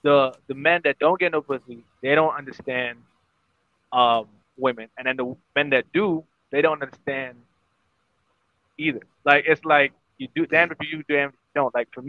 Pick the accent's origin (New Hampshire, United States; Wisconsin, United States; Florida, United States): Florida, United States; Broward County; also born or lived in Bahamas; now in Orlando, United States; I grew up in Broward, but then I moved and I lived in the Bahamas for like 7 years, and then I came back here